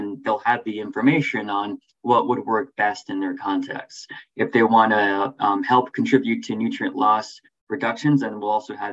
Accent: New England, United States; moved away as an adult; also born or lived in California; now in Illinois, United States; I grew up largely in New England

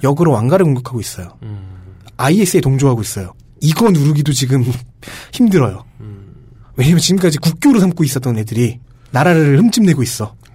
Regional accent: South Korea

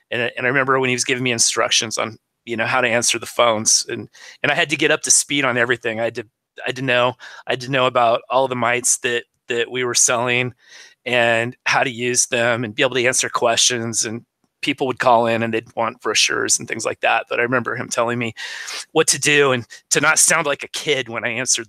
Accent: Southern Oregon, United States; I was born and raised in Southern Oregon

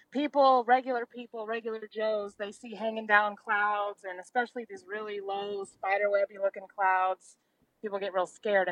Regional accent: Oklahoma City, Oklahoma, United States; from Oklahoma City

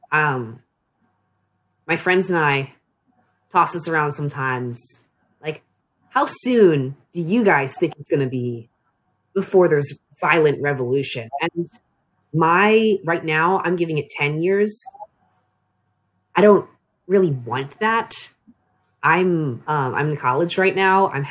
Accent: Annapolis, Maryland, United States; now in Frostburg, United States

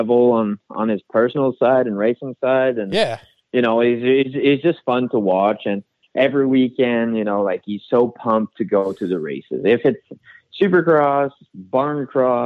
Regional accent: Canada; now in United States; being a Canadian

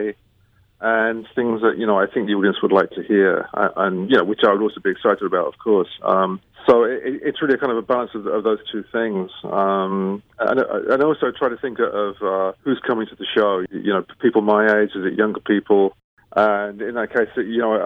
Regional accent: London, United Kingdom; growing up in London, you know, a lot of music was available there

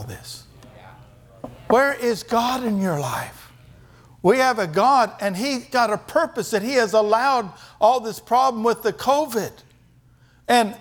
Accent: Kansas, United States; moved away as an adult; also born or lived in Germany; I was raised doing that in Kansas

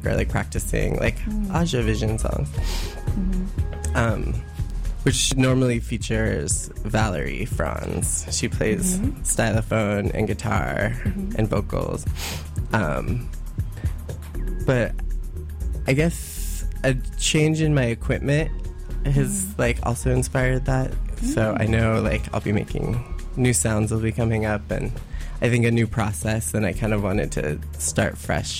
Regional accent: Colorado, United States; moved away as an adult; also born or lived in East Bay, California; now in Oakland, United States; I'm from Colorado originally

